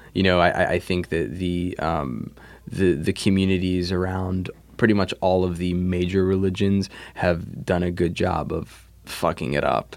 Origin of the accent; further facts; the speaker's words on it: New Jersey, United States; also born or lived in New York; I grew up, um, I grew up in New Jersey. I was, I was born in New York, but we moved to Jersey, um, early.